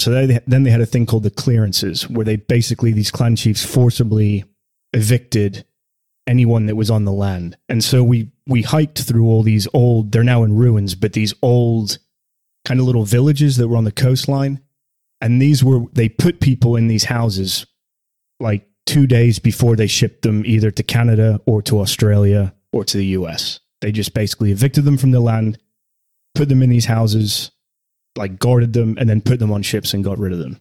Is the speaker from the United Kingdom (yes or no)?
yes; the north of England, United Kingdom; now in United States; I'm not from Scotland, obviously, from the north of England